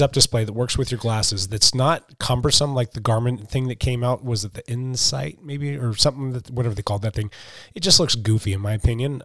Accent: Pacific Northwest, United States; we're from the West Coast, we're in the Pacific Northwest

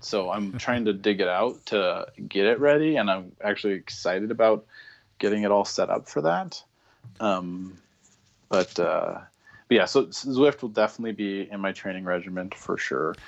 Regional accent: Spokane, Washington, United States; I'm originally from the Spokane, Washington area

